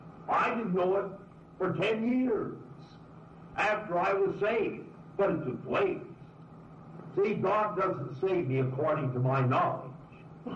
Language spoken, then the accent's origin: English; Southern California, United States; moved away; I come from Southern California.